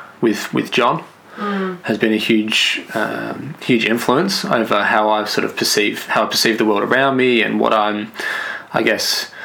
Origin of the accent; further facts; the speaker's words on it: Clayton, Mount Eliza, Victoria, Australia; also born or lived in Western Australia; I was born in Clayton.